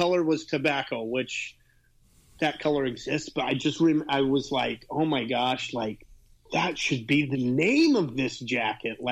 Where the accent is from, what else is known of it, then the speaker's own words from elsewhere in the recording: Utah, United States; now in Los Angeles, United States; I grew up in Utah, started riding in Utah